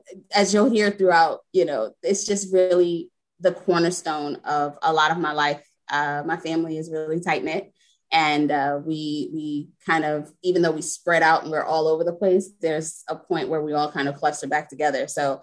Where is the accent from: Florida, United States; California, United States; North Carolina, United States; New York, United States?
New York, United States; New York City; now in Delaware, United States; I am not originally from Delaware, originally from New York City, but I'm a bit of a nomad, so I've been everywhere.